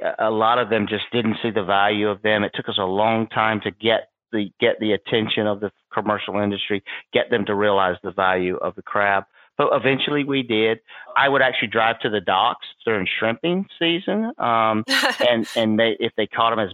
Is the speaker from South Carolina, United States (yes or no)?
yes; South Carolina, United States; I grew up in South Carolina